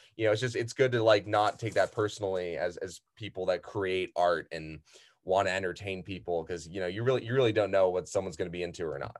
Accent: San Diego, California, United States; I've been here since I was six years old

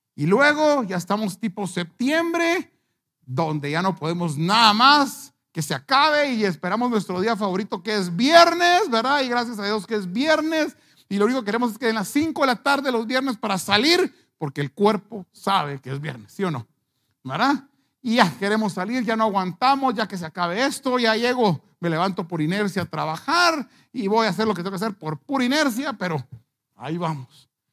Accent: Guatemala; como buenos chapines

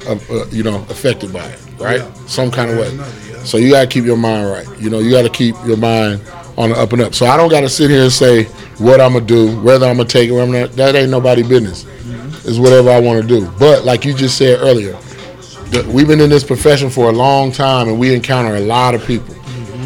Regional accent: Las Vegas, Nevada, United States; I'm born and raised in Vegas

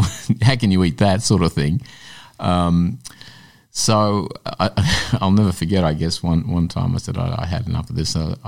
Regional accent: Glenroy, Victoria, Australia; But a child to a migrant family and straddling dual cultures is not a new story for many kids that have come from migrant families.

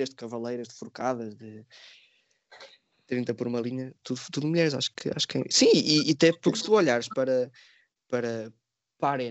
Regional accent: Portugal; Pá, eu sou português, não gosto de correr de touros, não vou, pá, não vou.

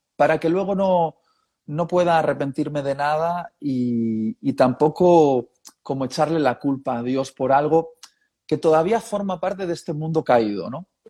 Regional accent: Basque Country, Spain; also born or lived in Madrid; se conocieron en Euskadi, o lo que se conoce también como el País Vasco, lo de la región de los vascos, y ahí nací yo

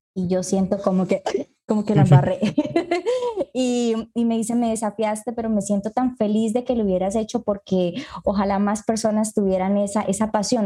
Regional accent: Colombia; also born or lived in Ecuador; Dios me llevó de aquí, de mi tierra, de Colombia

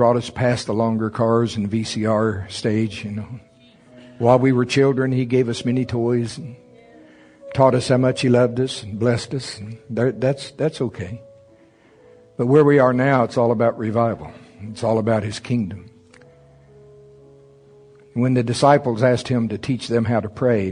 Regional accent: the South, United States; I'm from the South.

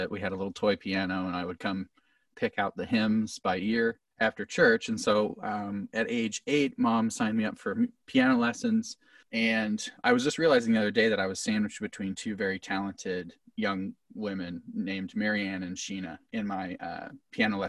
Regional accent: Camdenton, Missouri, United States; I grew up in Camdenton, which is Lake of the Ozarks

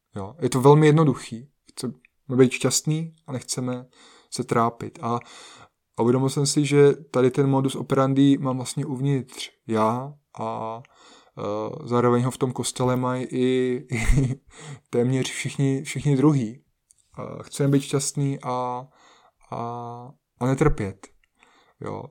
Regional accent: Czechia; u nás v Čechách

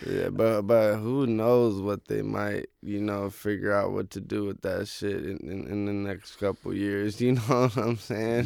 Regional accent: Oakland, California, United States; moved away as an adult; now in Los Angeles, United States; Oakland. So I grew up right next to Lake Merritt

